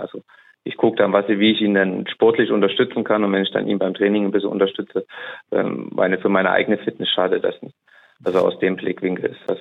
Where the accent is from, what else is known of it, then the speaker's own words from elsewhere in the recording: Saarbrücken, Saarland, Germany; also born or lived in Neubrandenburg; ich komme aus Saarbrücken, ähm, wohne und lebe da zumindest hauptwohntechnisch noch